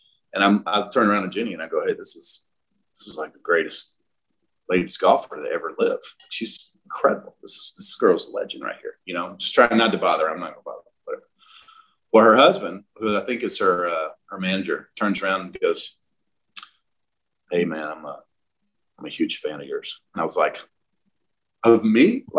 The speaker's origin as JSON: {"language": "English", "region": "South Georgia", "country": "United States", "tie": "born or raised there", "said": "I'm from South Georgia"}